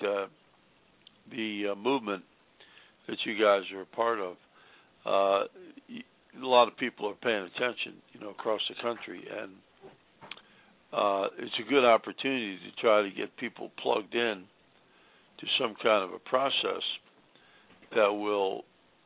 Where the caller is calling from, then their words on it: Virginia, United States; I'm calling from Virginia